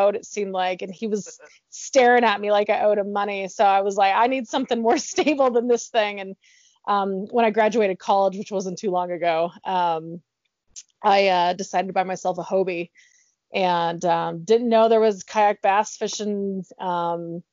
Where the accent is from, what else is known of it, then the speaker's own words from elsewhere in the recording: Arizona, United States; now in Utah, United States; I grew up in Arizona